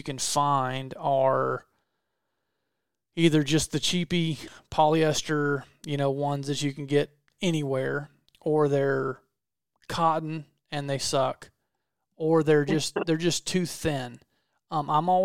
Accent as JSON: {"language": "English", "region": "the South", "country": "United States", "said": "I'm from the South"}